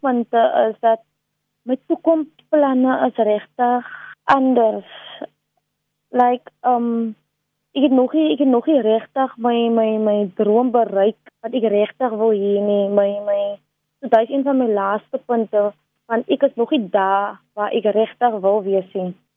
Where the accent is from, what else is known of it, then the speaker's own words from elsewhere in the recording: Delft, Western Cape, South Africa; ek het basies in Delft opgegroei.